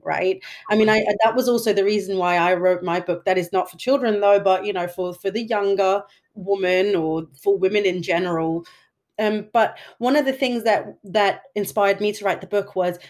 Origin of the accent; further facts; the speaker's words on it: Denmark; I grew up here in Denmark as well